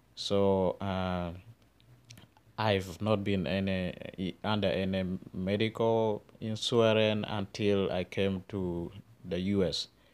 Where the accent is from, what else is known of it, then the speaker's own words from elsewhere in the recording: Northern Uganda, Uganda; growing up in northern Uganda